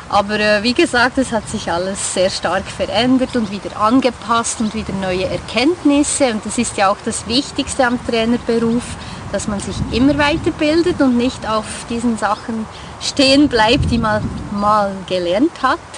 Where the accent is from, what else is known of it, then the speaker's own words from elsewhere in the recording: Bern, Switzerland; ich komme aus dem Kanton Bern in der Westschweiz.